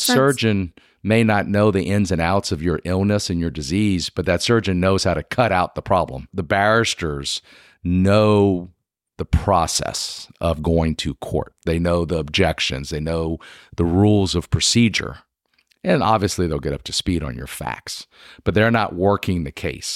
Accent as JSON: {"language": "English", "region": "South Louisiana", "country": "United States", "moved": "as an adult", "lives_now": "Lexington, United States", "said": "I'm originally from South Louisiana"}